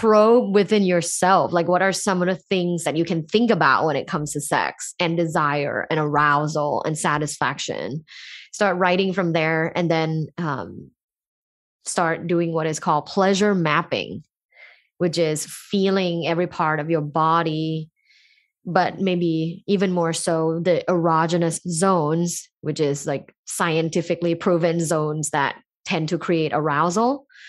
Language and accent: English; Thailand; moved away; I grew up in Thailand, a sexually conservative environment